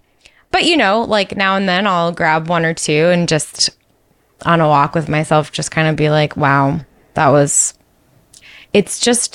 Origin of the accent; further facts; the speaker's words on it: New York, United States; When I was young and I was just starting to like babysit a lot in my hometown, I had these two sisters, and we would play outside all the time because we lived in a small town in upstate New York.